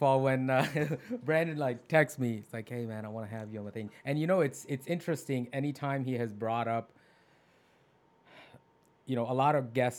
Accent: Sahiwal, Punjab, Pakistan; now in United States; I'm Americanized. I've been fully integrated into this culture. I was born in Pakistan in a small city called Saival, which was renamed from Montgomery after the British left.

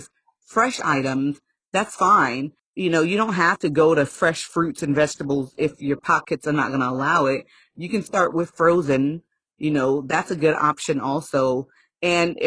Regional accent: Haiti; moved away; I'm from a third world country. I was born in Haiti.

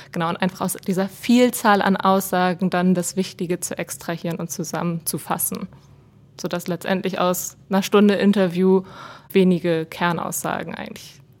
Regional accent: Germany; now in Switzerland; So auch die Begriffe Franchise und Selbstbehalt, da musste ich mich dann erstmal als Deutsche mit auseinandersetzen.

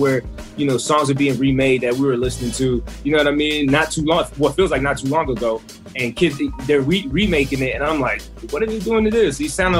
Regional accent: Belgium; English is a second language; I grew up in Belgium in the late 80s, and it made no difference. We didn't know what East Coast, West Coast was.

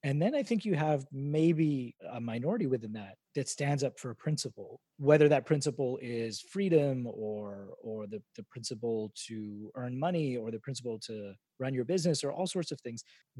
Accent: Canada; But as a Canadian, and in fact, I think there are a lot of Canadians that when we look at the state of America and the politics and how everything becomes politicized, a lot of us just look down there and shake our heads

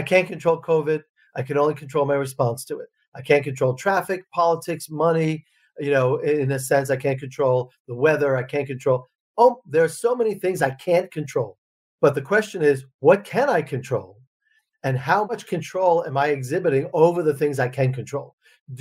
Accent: Long Island, New York, United States; moved away as an adult; also born or lived in Russia; So I grew up on Long Island

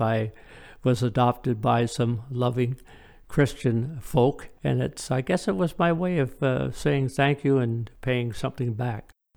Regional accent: Woodstock, Ontario, Canada; also born or lived in Midland, Ontario; now in Ailsa Craig, Canada; my parents and I, we grew up in Woodstock

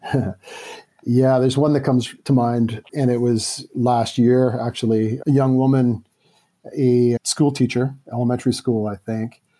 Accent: Vancouver, British Columbia, Canada; I grew up in Vancouver, Canada

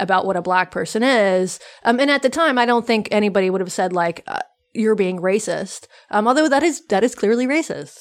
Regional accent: the South, United States; I grew up in the South in the eighties and nineties

